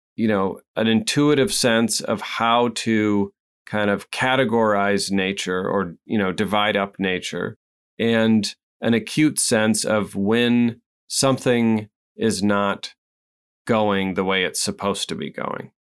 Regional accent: Midwest, United States; I'm not from New England. I'm from the Midwest.

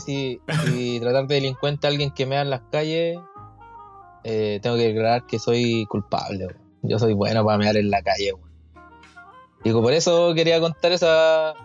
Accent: Chile; como buen chileno

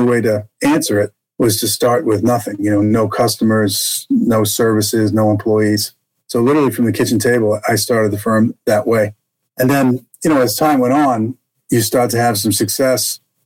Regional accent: Boston, Massachusetts, United States; also born or lived in Jackson Hole, Wyoming; now in Texas, United States; I was raised in Boston, Massachusetts. You probably hear that in my accent today, although I live in Texas now.

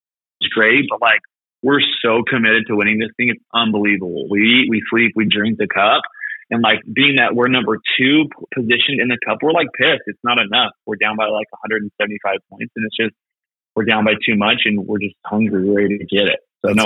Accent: Midway, Utah, United States; now in Memphis, United States; Midway, Utah.

